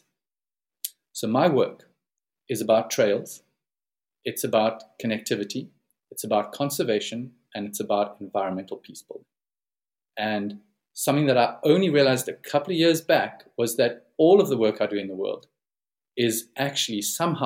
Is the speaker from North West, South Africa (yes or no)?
no; Plettenberg Bay, Western Cape, South Africa; back home in South Africa, where I'm based and where I come from